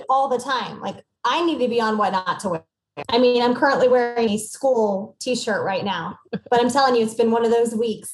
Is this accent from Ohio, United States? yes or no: no; Aurora, Missouri, United States; moved away as an adult; also born or lived in Springfield, Missouri; now in Bentonville, Arkansas, United States; growing up in Missouri